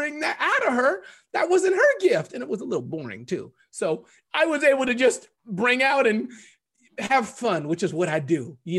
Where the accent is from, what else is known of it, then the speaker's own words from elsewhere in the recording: United Kingdom; It's just, I'm British. I'm just like this.